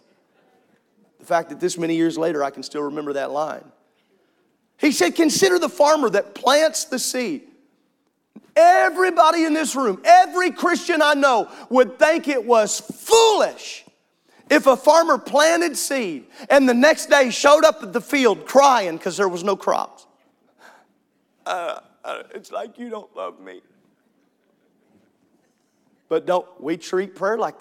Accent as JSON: {"language": "English", "region": "Midwest", "country": "United States", "tie": "born or raised there", "said": "I grew up in the middle of cornfield"}